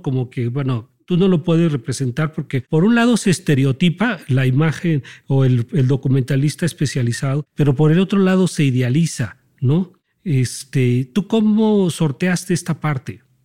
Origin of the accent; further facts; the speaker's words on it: Mexico; nosotros como mexicanos y como fotógrafos